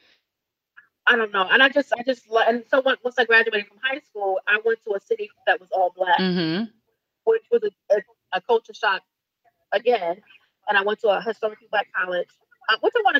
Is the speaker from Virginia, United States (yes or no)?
yes; Virginia, United States; I grew up down south. I grew up in Virginia